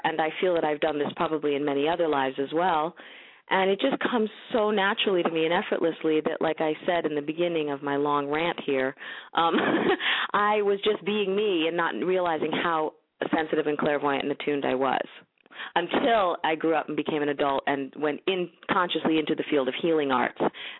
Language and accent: English; New York, United States; also born or lived in San Diego / Bay Area / Minnesota / Seattle; I've lived in San Diego. I've lived in the Bay Area. I've lived in Minnesota. I've lived in New York. I'm from New York originally.